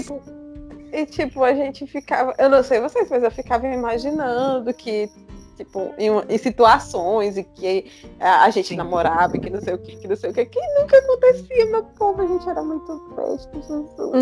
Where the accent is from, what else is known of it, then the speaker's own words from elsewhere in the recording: Jaguaribe, Ceará, Brazil; now in Limoeiro do Norte, Brazil; Eu e a Luanda somos de Jaguaribe, mas a gente só se conheceu mesmo quando eu vim morar aqui em Limoeiro